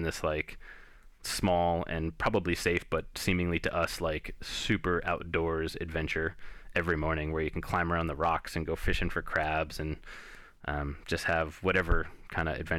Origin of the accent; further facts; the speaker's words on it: New Jersey, United States; growing up in Jersey in the 80s and 90s